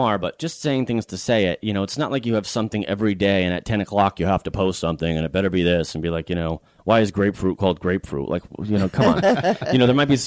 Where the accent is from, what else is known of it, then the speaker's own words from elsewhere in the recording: Connecticut, United States; also born or lived in Boston; now in Florida, United States; I live in Florida and I grew up in Connecticut